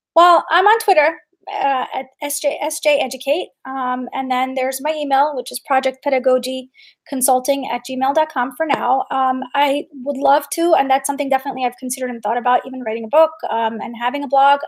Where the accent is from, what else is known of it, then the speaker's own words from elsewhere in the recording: New York, United States; I grew up in New York in during 9-11